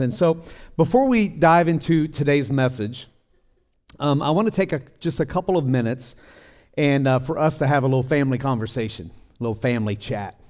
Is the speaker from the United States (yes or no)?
yes; Tennessee, United States; also born or lived in Colorado / Midwest; now in California, United States; I'm from Tennessee